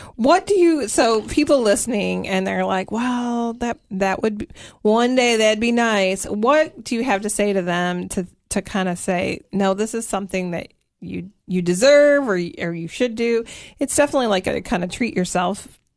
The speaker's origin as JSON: {"language": "English", "region": "Michigan", "country": "United States", "moved": "yes", "lives_now": "Tennessee, United States", "said": "my Michigan roots"}